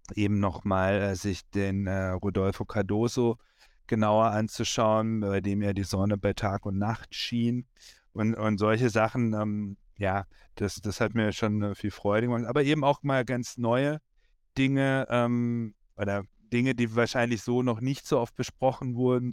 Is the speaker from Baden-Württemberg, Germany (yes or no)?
yes; Freiburg, Baden-Württemberg, Germany; ich als Freiburger